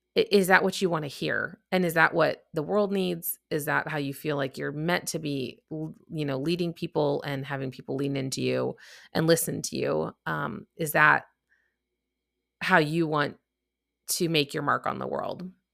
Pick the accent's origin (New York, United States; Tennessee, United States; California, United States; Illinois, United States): Illinois, United States; Chicago; now in Texas, United States; if you couldn't tell from my accent, I'm from the Midwest. Chicago. Uh, but now I'm actually down in Texas